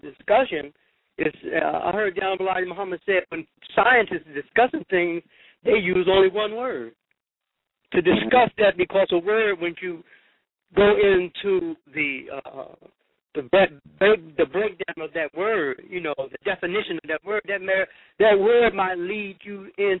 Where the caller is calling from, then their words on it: Newark, New Jersey, United States; I'm calling from Newark, New Jersey.